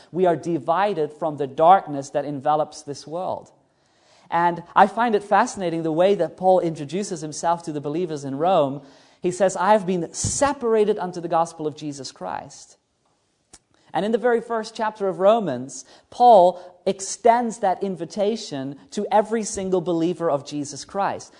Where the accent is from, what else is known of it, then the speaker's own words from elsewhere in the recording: New Zealand; moved away; New Zealand, which is basically my home country where I was born